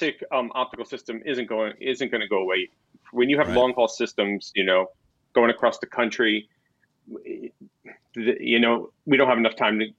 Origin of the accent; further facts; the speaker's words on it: New Jersey, United States; moved away; we're both from New Jersey